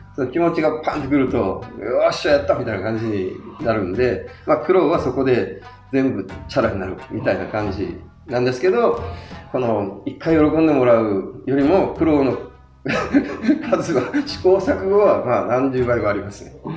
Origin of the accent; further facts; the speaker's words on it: Kyushu, Kumamoto, Japan; moved away; 私九州の熊本出身なんですけど